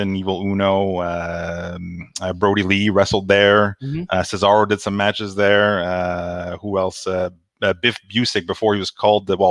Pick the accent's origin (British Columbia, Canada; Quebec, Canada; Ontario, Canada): Quebec, Canada; Gatineau; I'm from Gatineau, a little town next to Ottawa. And on the Quebec side